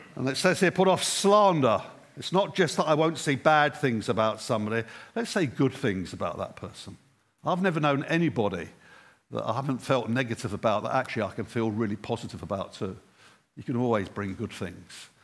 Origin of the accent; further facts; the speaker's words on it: England, United Kingdom; I'm English and I'm raised with Christ.